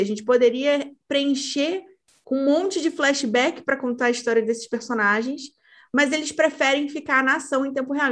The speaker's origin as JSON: {"language": "Portuguese", "country": "Brazil", "said": "Nós, como brasileiros"}